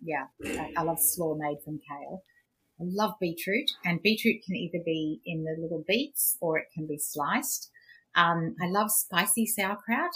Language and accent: English; Queensland, Australia; I grew up in Queensland